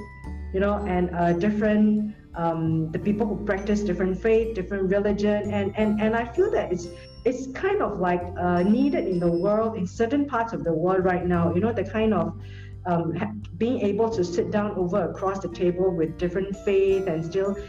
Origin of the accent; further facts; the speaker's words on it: Singapore; I do my part as a Singaporean